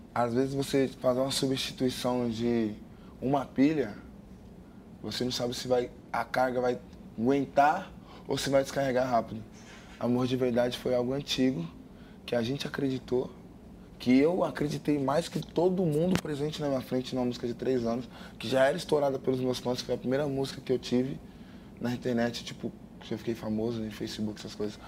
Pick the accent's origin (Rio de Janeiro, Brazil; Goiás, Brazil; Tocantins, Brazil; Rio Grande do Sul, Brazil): Goiás, Brazil; Goianésia; Sinto orgulho e sempre vou mostrar para todo mundo de onde eu vim